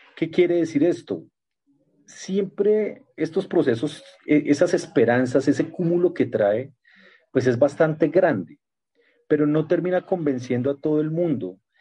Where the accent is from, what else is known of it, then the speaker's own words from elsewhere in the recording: Colombia; como colombianos